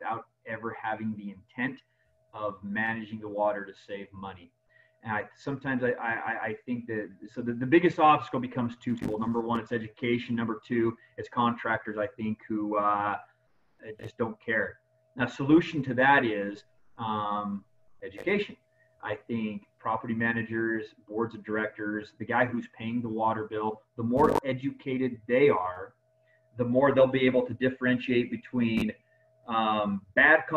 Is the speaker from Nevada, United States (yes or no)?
yes; Las Vegas, Nevada, United States; I native Nevada and love my hometown